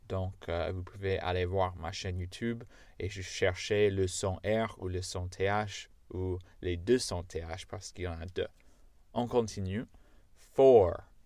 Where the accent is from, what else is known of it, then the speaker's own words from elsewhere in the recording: United States; accent: American; first language English; French is a second language; moved away; Je suis américain, donc euh, j'ai pas d'accent euh, anglais parfait, j'ai l'accent américain parfait parce que je suis américain